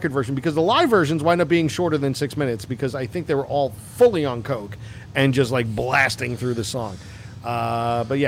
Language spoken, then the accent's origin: English; Long Island, New York, United States; now in California, United States; I'm from Long Island.